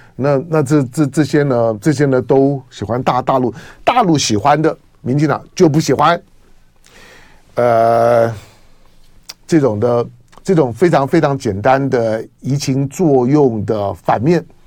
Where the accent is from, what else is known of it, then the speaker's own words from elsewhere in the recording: Taiwan; 我在台湾的土， 土生土长的